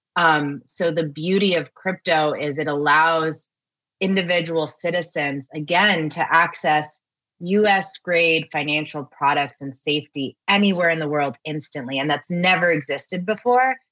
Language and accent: English; Miami, Florida, United States; I was born in Miami